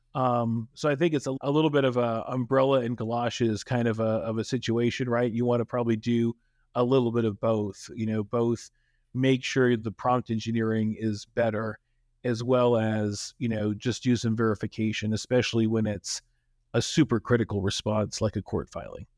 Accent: Texas, United States; I grew up in Texas, and I remember the existence of Pizza Inn

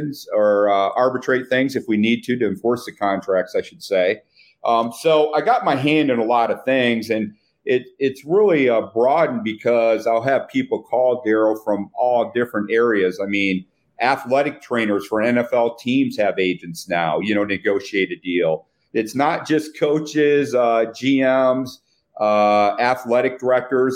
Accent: Flint, Michigan, United States; moved away; I grew up in Flint, Michigan

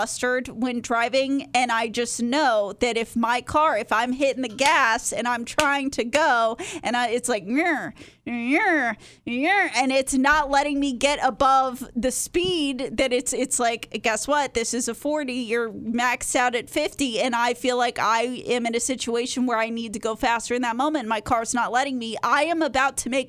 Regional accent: Texas, United States; I grew up in Texas. I learned how to drive in Texas.

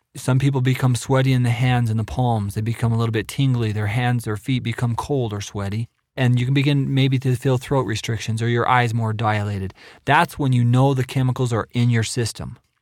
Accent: Idaho, United States; moved away as an adult; also born or lived in Nebraska; now in Provo, Utah, United States; I'm originally from Idaho

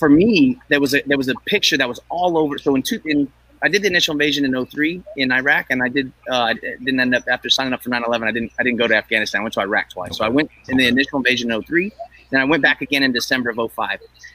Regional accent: Northern California, United States; I grew up here in Northern California.

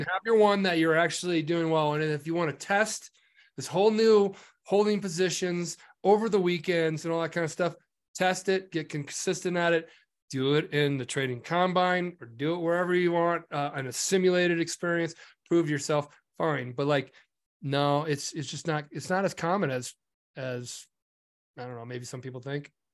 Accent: Nebraska, United States; I'm from Nebraska and I grew up on a farm.

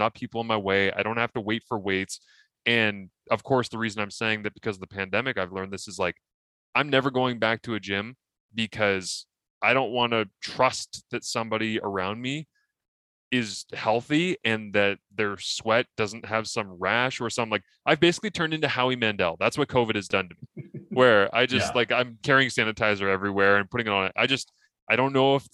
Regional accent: Scotland, United Kingdom; I'm Scottish

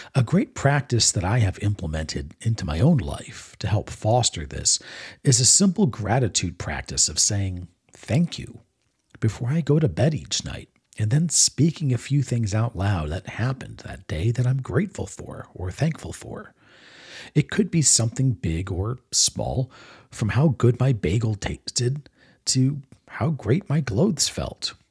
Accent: Maryland, United States; moved away as an adult; also born or lived in Texas / Florida; growing up in Maryland

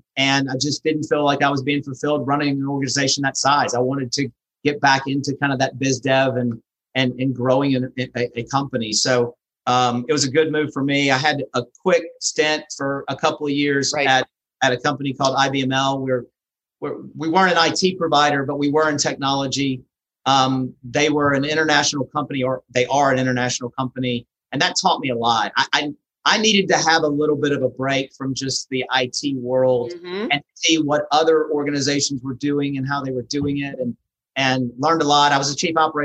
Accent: Louisiana, United States; moved away; also born or lived in Birmingham, Alabama; I was in Birmingham for 27 years, but I'm originally from Louisiana.

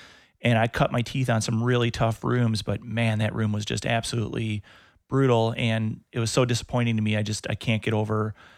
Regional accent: Wisconsin, United States; born or raised there

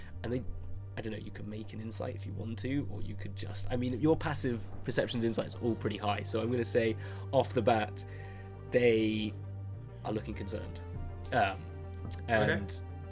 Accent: Aylesbury, South East England, United Kingdom; my hometown, Aylesbury, got voted the worst town in the world

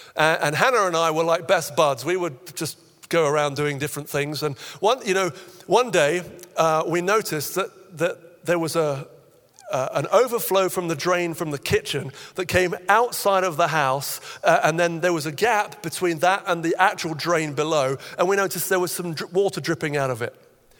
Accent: Nigeria; When I was about 9, I had a friend growing up in Nigeria as a missionary kid

